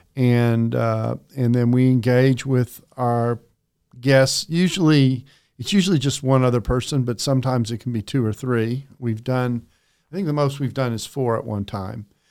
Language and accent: English; Texas, United States; also born or lived in Calgary, Alberta, Canada / Aberdeen, Scotland; grew up in Texas